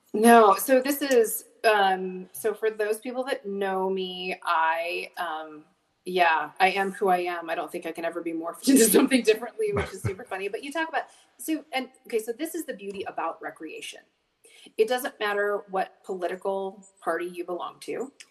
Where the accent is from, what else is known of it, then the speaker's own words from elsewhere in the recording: Whitefish, Montana, United States; I grew up in Whitefish, Montana